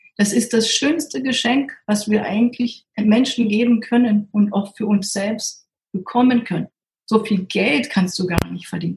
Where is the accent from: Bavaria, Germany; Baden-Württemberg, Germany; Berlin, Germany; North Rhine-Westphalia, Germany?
Berlin, Germany; Und ich komme ja aus Berlin.